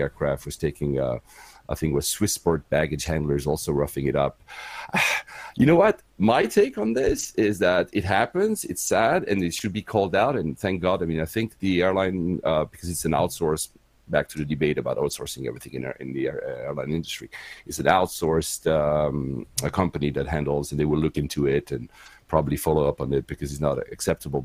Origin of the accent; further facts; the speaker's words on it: Geneva, Switzerland; first language French; English is a second language; moved away as an adult; also born or lived in Tokyo, Japan / Manila, Philippines / Cyprus; now in United Kingdom; I was born and raised in Geneva, and my mother was from Finland.